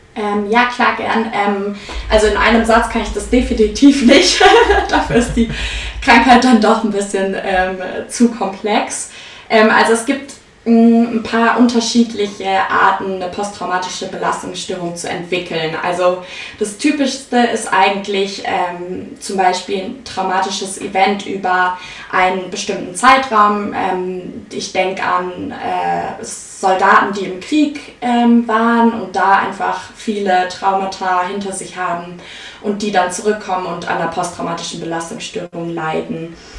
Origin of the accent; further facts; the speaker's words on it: Munich, Bavaria, Germany; ich komme aus München